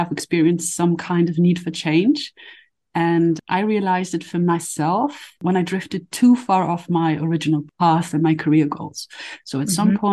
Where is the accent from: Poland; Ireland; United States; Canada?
Poland; also born or lived in London, United Kingdom; now in Berlin, Germany; I'm a mother, I was born in Poland